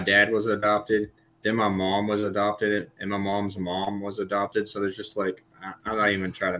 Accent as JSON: {"language": "English", "region": "Texas", "country": "United States", "said": "I'm a mutt of what I don't know. I'm just a Texan, American, for whatever that means."}